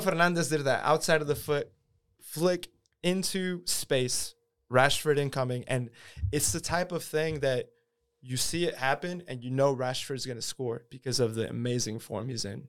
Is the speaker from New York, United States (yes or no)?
no; Houston, Texas, United States; now in Austin, United States; I grew up in Houston, too